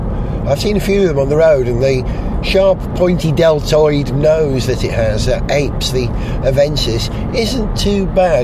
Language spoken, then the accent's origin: English; Wales, United Kingdom; because that's what it is, because I'm Welsh, then this programme I'm making for Radio Wales will be a Welsh programme with a bias on cars.